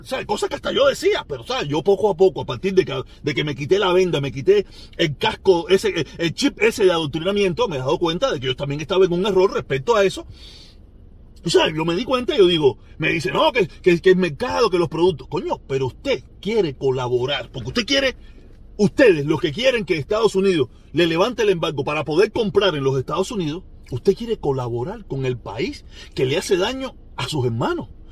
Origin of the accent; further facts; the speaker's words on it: Cuba; moved away; yo nací en Cuba, supuestamente